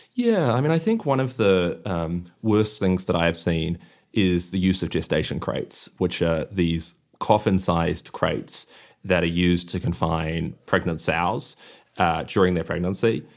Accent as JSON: {"language": "English", "country": "New Zealand", "tie": "born or raised there", "said": "I grew up in New Zealand where you don't ever see factory farms"}